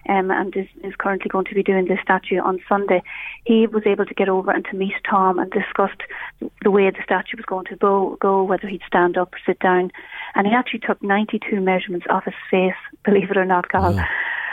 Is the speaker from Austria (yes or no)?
no; Castleblayney, Ulster, Ireland; when you're from Castle Blaney and you tell people, no matter where you are in the world, I'm from Castle Blaney